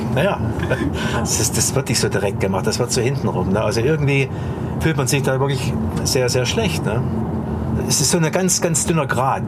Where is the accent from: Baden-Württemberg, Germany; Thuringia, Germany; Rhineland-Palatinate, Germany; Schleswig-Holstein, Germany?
Thuringia, Germany; moved away as an adult; now in United States; hier in dem Haus, wo ich aufgewachsen bin